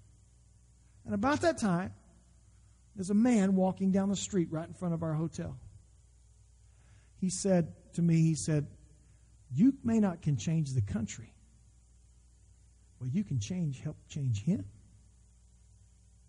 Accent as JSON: {"language": "English", "country": "United States", "said": "as an American"}